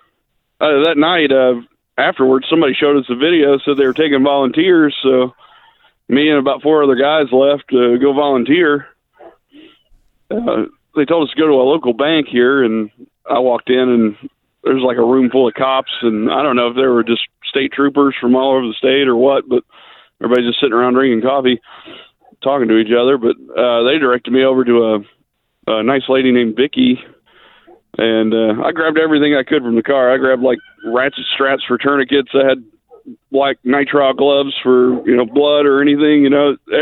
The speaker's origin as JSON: {"language": "English", "town": "Mayfield", "region": "Kentucky", "country": "United States", "said": "I'm from Mayfield, Kentucky. I was here when the tornado hit"}